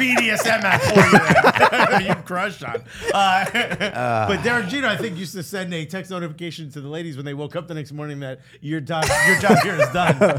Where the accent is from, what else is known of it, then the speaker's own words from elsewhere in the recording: Newark, New Jersey, United States; And I'm born and raised in Newark.